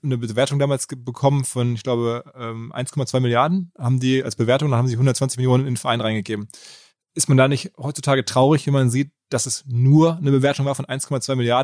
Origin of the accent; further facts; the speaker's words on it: Ruhr area, North Rhine-Westphalia, Germany; ich bin aus dem Ruhrgebiet